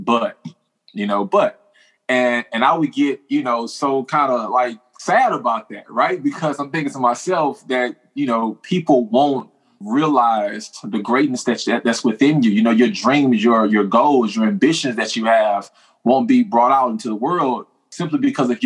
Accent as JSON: {"language": "English", "town": "Houston", "region": "Texas", "country": "United States", "tie": "born or raised there", "said": "born and raised in Houston, Texas"}